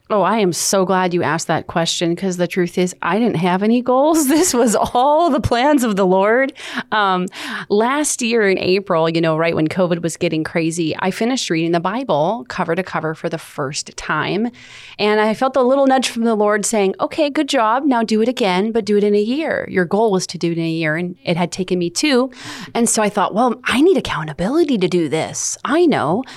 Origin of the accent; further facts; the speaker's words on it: Los Angeles, California, United States; moved away as an adult; I was born and raised in Los Angeles, California